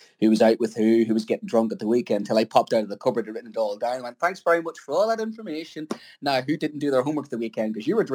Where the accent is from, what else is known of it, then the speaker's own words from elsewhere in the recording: Ireland; being an Irishman